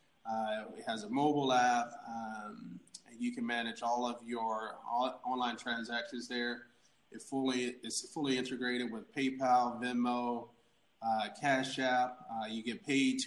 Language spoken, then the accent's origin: English; Atlanta, Georgia, United States; I was an orphan. I grew up in Atlanta